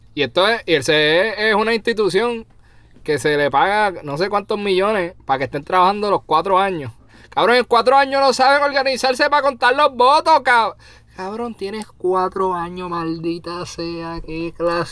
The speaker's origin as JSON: {"language": "Spanish", "country": "Puerto Rico", "moved": "yes", "said": "soy puertorriqueño"}